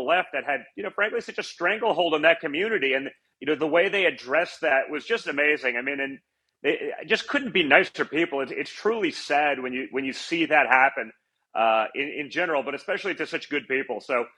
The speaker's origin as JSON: {"language": "English", "region": "New York", "country": "United States", "tie": "born or raised there", "also_born_or_lived": "Czechoslovakia", "said": "growing up in New York"}